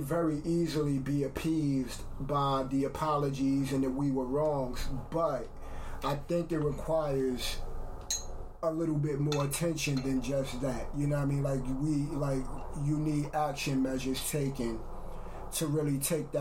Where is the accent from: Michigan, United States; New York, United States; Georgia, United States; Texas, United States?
New York, United States; I'm from New York